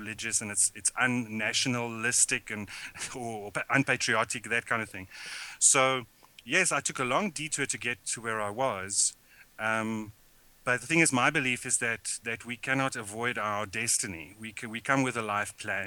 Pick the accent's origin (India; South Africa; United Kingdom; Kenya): South Africa; growing up in South Africa under apartheid.